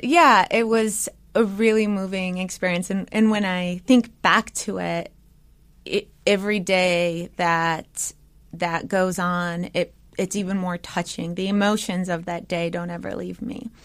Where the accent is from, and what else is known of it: United States; born or raised there; first language English